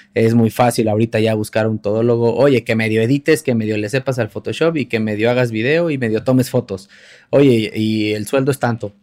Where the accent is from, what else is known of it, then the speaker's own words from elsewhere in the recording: Mexico; uno como, como, mexicano